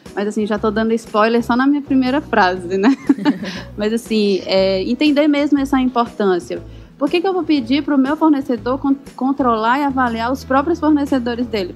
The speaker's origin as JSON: {"language": "Portuguese", "town": "Eusébio", "region": "Ceará", "country": "Brazil", "said": "Eu falo aqui de Fortaleza. Na verdade, Eusébio, Ceará"}